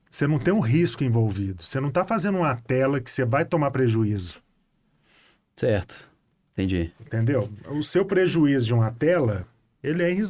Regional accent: Betim, Minas Gerais, Brazil; Betim, né? Eu fui criado no Betim

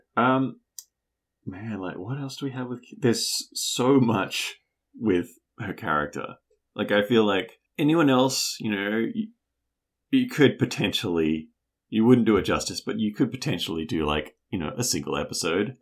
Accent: New Zealand; as a New Zealander

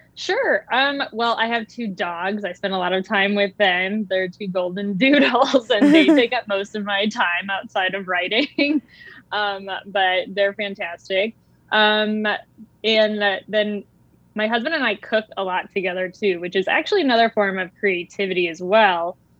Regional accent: United States; I was actually a minority being American.

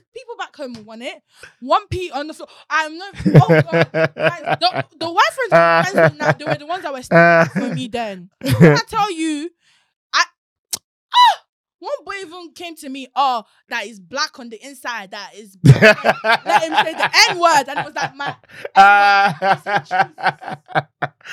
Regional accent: Nigeria; now in London, United Kingdom

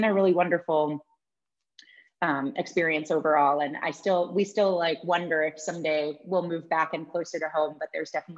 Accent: Northwestern Connecticut, United States; moved away as an adult; also born or lived in Ithaca / New York / Boston / Los Angeles; now in Shiprock, United States; I grew up on a farm in Northwestern Connecticut

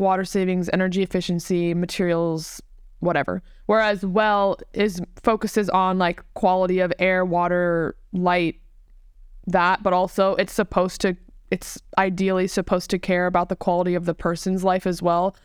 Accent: Tampa, Florida, United States; I was born and raised in Tampa

